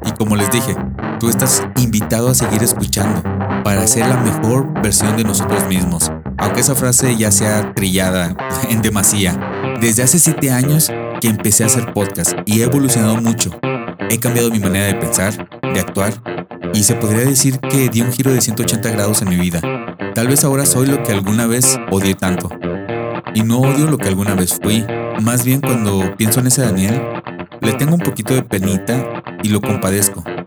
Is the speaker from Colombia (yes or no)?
no; Mexico; now in United States; soy un mexicano viviendo en Estados Unidos